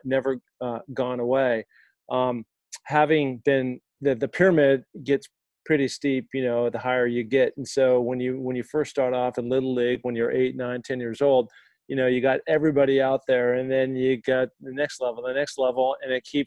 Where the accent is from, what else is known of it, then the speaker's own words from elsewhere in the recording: Seattle, Washington, United States; I grew up in Seattle, Washington, rainy all the time